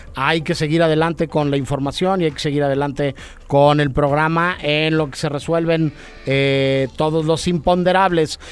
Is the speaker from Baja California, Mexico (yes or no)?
no; Mexico City, Mexico; como somos chilangos o, pasan muchas cosas acá en la CDMX